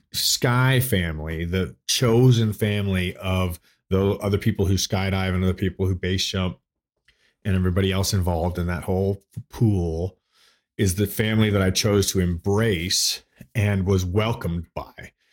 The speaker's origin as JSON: {"language": "English", "town": "Toronto", "region": "Ontario", "country": "Canada", "tie": "born or raised there", "moved": "as an adult", "lives_now": "United States", "said": "I grew up in, uh, Toronto, Ontario. uh, Canada. So I was born there in Toronto, and I lived the first twenty-three years of my life in Toronto"}